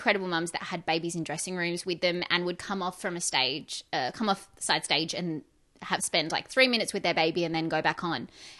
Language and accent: English; Perth, Western Australia, Australia; also born or lived in Sydney; I was born here in Perth.